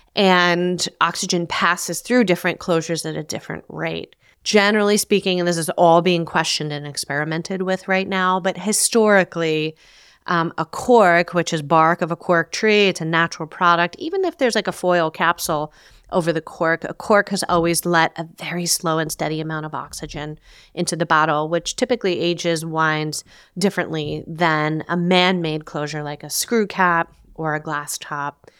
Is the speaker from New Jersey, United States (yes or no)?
yes; New Jersey, United States; growing up in New Jersey